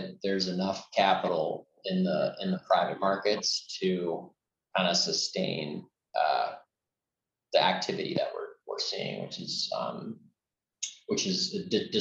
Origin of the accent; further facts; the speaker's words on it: Chicago, Illinois, United States; I'm also from Chicago